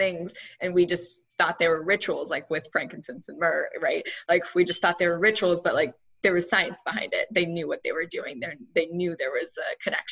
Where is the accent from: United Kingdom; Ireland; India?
India; I'm Indian. I grew up with Ayurvedic medicine